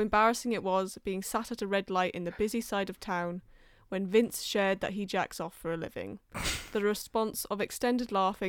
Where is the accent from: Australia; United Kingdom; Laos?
United Kingdom; London; accent: between Welsh and English; now in Wales; Well, I grew up in London and now I've lived in Wales, so I've just got like a twatish in between Welsh and English thing going on.